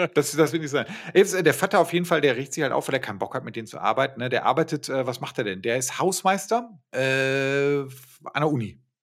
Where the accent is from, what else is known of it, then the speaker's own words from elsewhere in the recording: Bochum, North Rhine-Westphalia, Germany; da wo ich aufgewachsen bin, da, da, sind diese ganzen Plattenbauten halt dadurch entstanden, dass die, wir haben ja eine riesige Universität in Bochum